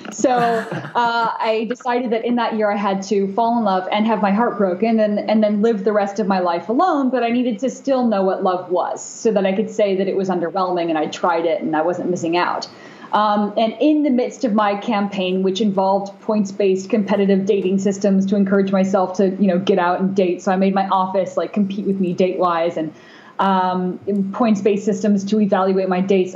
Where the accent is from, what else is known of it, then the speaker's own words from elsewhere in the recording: Bay Area, California, United States; also born or lived in Japan; growing up in the Bay Area